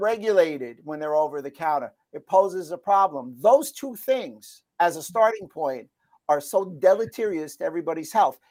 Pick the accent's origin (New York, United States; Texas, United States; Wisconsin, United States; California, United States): New York, United States; where I grew up in New York